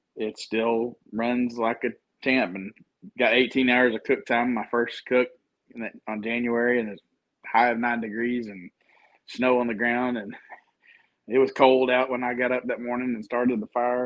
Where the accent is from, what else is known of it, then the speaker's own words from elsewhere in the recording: Texas, United States; I grew up in Texas